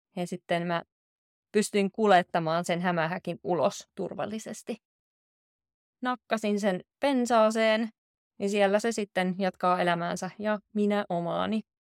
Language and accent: Finnish; Southern Finland, Finland; now in Oulu, Finland; Mä oon itse kotoisin Etelä-Suomesta, mutta nyt kun mä asun täällä Oulussa